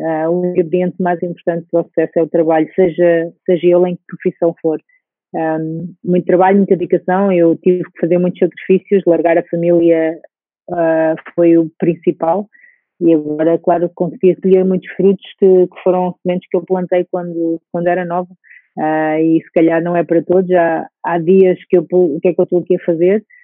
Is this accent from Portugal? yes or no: yes; Portugal; moved away as an adult; also born or lived in Russia; eu sendo portuguesa